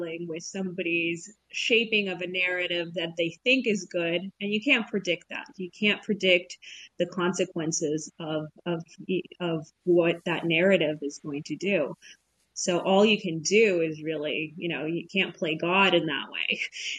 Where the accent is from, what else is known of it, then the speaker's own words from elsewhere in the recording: Canada; that I was like not disclosing that I'm Canadian.